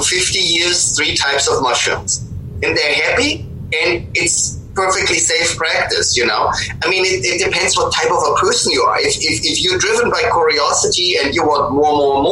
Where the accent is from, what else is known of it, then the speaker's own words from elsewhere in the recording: Bavaria, Germany; moved away; also born or lived in Pacific Northwest; I grew up in Germany, in Bavaria